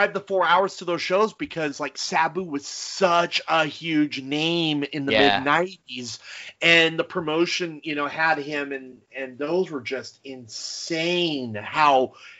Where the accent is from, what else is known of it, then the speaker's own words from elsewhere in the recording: near Los Angeles, California, United States; growing up near Los Angeles